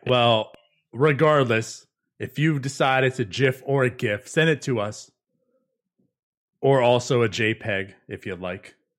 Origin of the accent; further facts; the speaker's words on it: Pittsburgh, Pennsylvania, United States; now in Jacksonville, United States; I'm originally from the Pittsburgh area